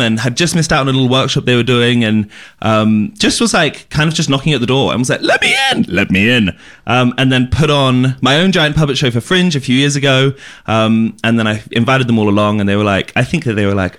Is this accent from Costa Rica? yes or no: no; Jersey; moved away as an adult; now in Melbourne, Australia; I'm from a little island in between France and England called Jersey